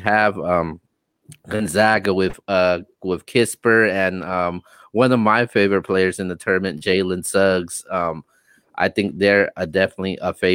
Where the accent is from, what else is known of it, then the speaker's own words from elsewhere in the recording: West Coast, United States; we're both from the West Coast.